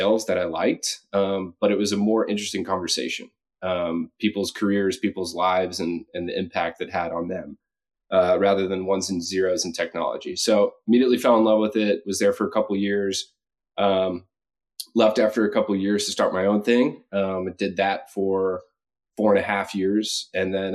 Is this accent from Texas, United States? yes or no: no; Charlotte, North Carolina, United States; moved away as an adult; also born or lived in Chapel Hill; now in Seattle, United States; originally born and raised in Charlotte, North Carolina